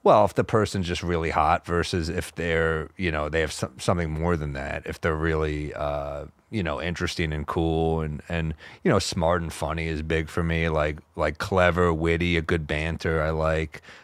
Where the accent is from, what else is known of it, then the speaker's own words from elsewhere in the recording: New York, United States; I'm a New Yorker